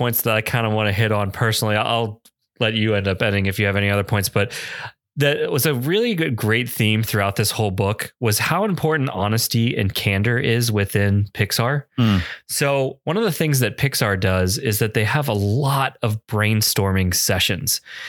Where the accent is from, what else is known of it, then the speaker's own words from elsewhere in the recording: New Jersey, United States; I'm from New Jersey